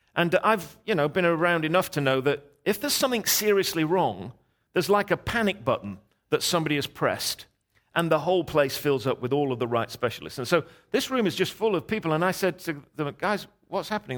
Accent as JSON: {"language": "English", "region": "England", "country": "United Kingdom", "said": "I'm English"}